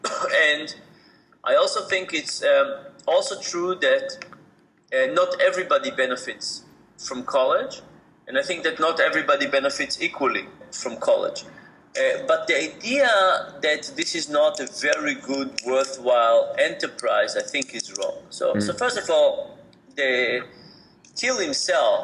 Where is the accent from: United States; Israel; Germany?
Israel; moved away as an adult; I grew up in Israel and I did my BA in Israel